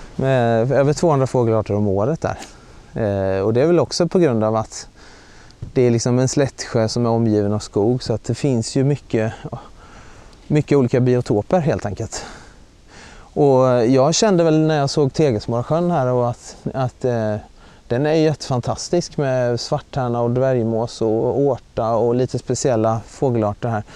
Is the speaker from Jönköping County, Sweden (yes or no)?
yes; Mullsjö, Jönköping County, Sweden; moved away as an adult; also born or lived in Uppsala; now in Uppland, Sweden; jag kommer ju från Västergötland från början, från Mullsjö som ligger i gränsen mot eh, Småland, nära Jönköping.